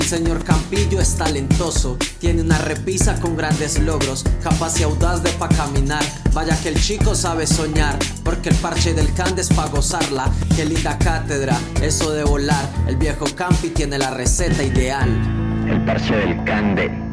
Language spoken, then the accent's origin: Spanish; Colombia; lo que somos como colombiano